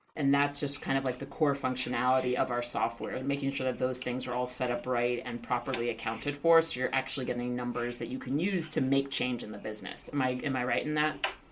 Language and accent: English; New York City, New York, United States; I'm from Queens